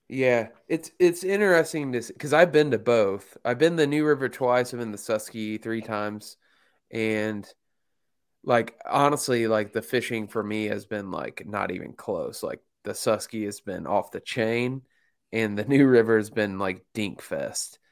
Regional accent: Mooresville, Indiana, United States; my hometown of Mooresville, Indiana

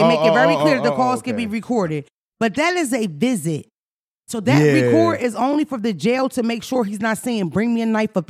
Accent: Philadelphia, Pennsylvania, United States; Because I'm from Philly, but we played in the fire hydrant.

